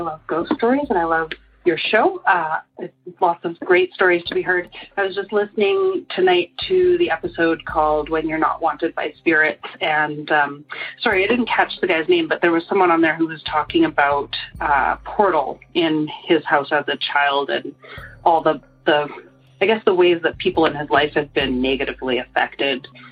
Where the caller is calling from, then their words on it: Calgary, Alberta, Canada; I'm calling from Calgary, Alberta. That's in Canada.